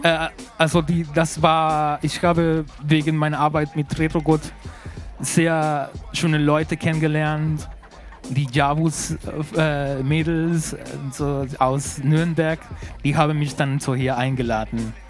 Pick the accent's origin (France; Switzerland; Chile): Chile; Santiago, Santiago Metropolitan Region; German is a second language; moved away; ich komme aus Recoleta, heißt